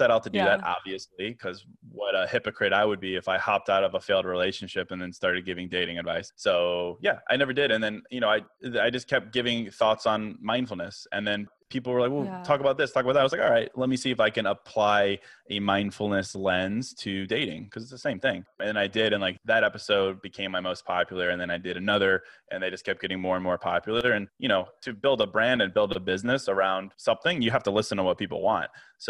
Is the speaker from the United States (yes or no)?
yes; Virginia, United States; now in Chicago, United States; So I was born in Chicago, but I grew up in Virginia, actually.